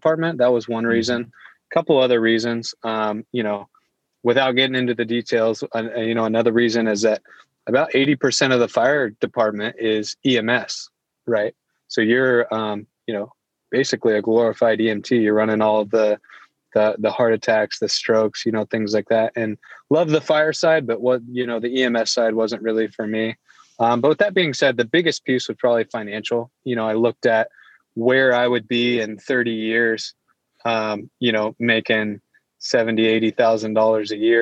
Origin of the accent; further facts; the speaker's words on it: Iowa, United States; also born or lived in Springfield, Missouri; I grew up in Iowa. I was the oldest of five kids